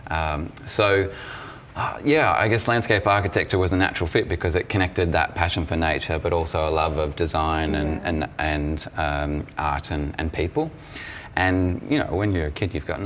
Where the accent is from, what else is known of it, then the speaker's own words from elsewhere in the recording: West Gippsland, Victoria, Australia; I grew up in West Gippsland, so a region that has a really strong land connection